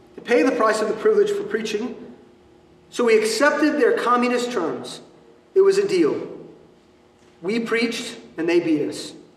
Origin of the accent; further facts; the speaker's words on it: United States; What we experience as American Christians